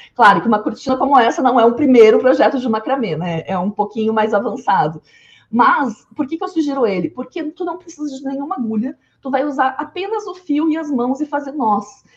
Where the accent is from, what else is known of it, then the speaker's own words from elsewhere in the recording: interior of Rio Grande do Sul, Brazil; eu sou do interior do Rio Grande do Sul